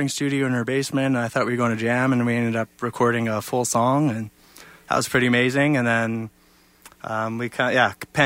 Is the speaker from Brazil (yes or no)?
no; Lethbridge, Alberta, Canada; my hometown of Lethbridge